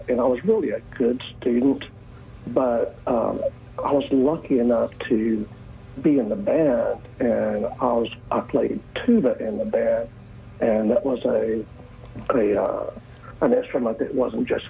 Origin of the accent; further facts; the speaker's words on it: Fort Worth, Texas, United States; moved away as an adult; now in Caribbean; I grew up in Fort Worth, in inner city schools for the most part.